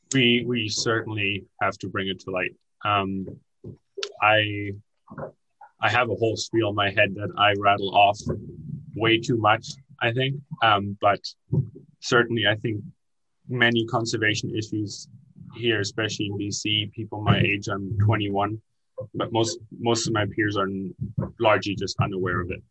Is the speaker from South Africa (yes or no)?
no; Germany; now in British Columbia, Canada; I moved here from Germany in 2012 with my parents and my older brother